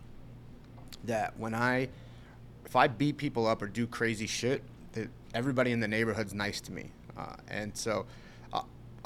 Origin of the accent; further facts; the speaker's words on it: Long Island, New York, United States; Grew up Long Island, New York